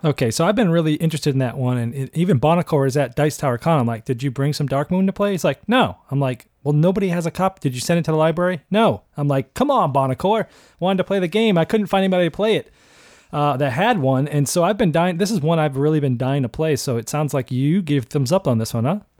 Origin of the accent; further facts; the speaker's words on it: Boston, Massachusetts, United States; I grew up in Boston